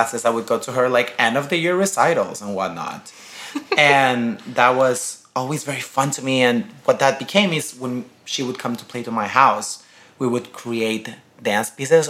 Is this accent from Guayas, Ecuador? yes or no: yes; Guayaquil, Guayas, Ecuador; now in New York, United States; I am from Guayaquil, Ecuador. I'm Latino. I'm Ecuadorian. I'm 25 years old right now.